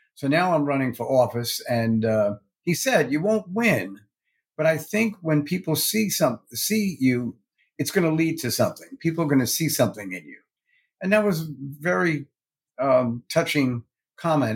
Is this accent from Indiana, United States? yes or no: no; New York City, New York, United States; also born or lived in Westchester County, New York; I was born in Brooklyn, New York